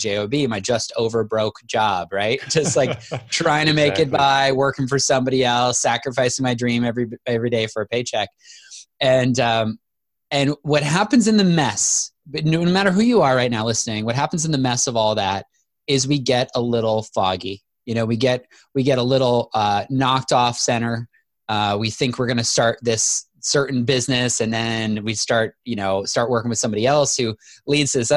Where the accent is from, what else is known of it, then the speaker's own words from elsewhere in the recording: Manitoba, Canada; moved away as an adult; I moved to Manitoba, Canada in fifth grade and lived there all the way through college.